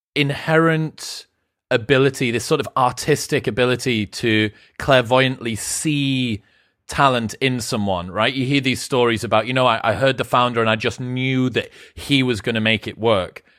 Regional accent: United Kingdom; I'm British

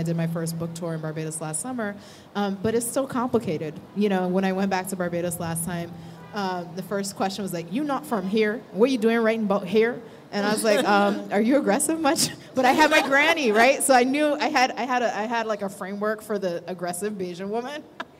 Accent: New York City, New York, United States; also born or lived in Iowa City; I grew up in Flatbush back in the day when it was all West Indian all the time.

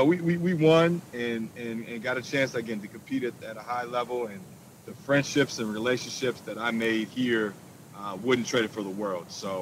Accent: Minneapolis, Minnesota, United States; I grew up in South Minneapolis.

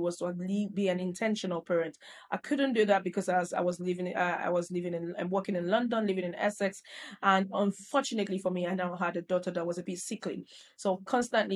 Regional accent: Nigeria; moved away as an adult; now in United Kingdom; I grew up in Nigeria

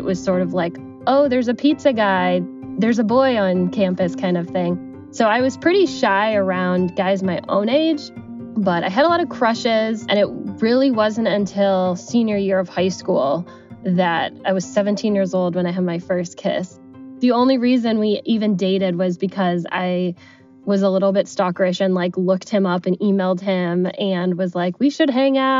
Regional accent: Cleveland, Ohio, United States; from Cleveland, Ohio, and I'm 32 years old and work in marketing.

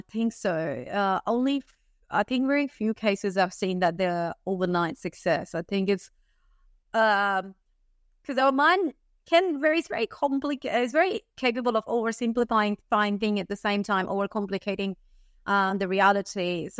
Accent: India; moved away as an adult; now in Australia; Okay, so I'm born in India. I lived in India. I grew up in India and moved to Australia at the age of 21. I'm 35, almost 35 right now.

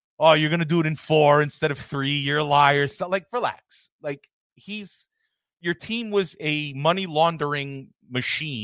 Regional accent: New York City, New York, United States; I'm from New York City

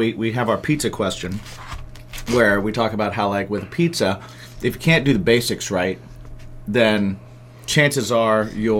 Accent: Midwest, United States; Well, and I grew up in the Midwest, too, so I didn't have...

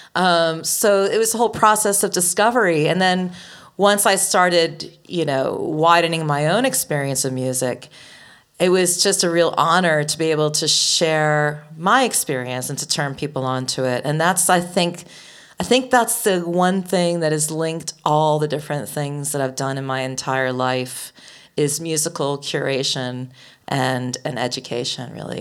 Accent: outside of Boston, Massachusetts, United States; I grew up outside of Boston.

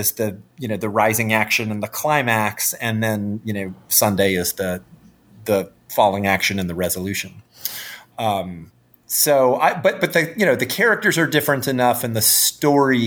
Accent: North Carolina, United States; now in Chicago, United States; I'm from North Carolina

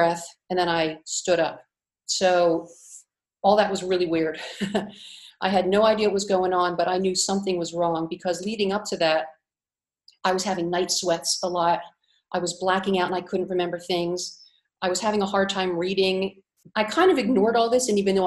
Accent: Cape May, New Jersey, United States; moved away as an adult; also born or lived in Philadelphia; now in Split, Croatia; I grew up in Cape May, New Jersey, which is the seashore.

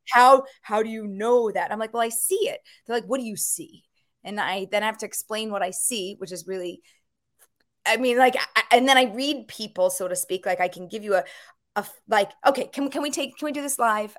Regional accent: Philadelphia, Pennsylvania, United States; I grew up in Philadelphia

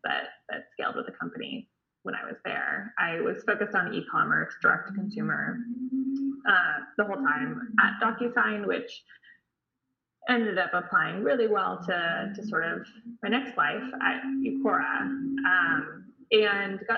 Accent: Bay Area, California, United States; also born or lived in Santa Barbara, California; now in San Diego, United States; I grew up in the Bay Area in California

